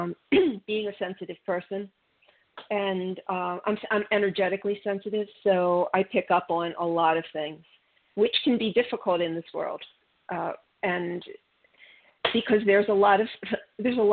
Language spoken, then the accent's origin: English; Midwest of the United States, United States; now in Florida, United States; I grew up in the Mideast of the United States, and we had four seasons